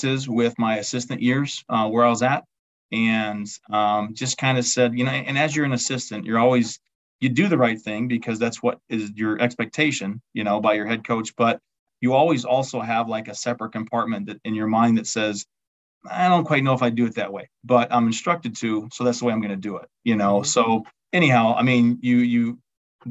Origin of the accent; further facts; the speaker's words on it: Albany, Wisconsin, United States; my hometown, Albany, Wisconsin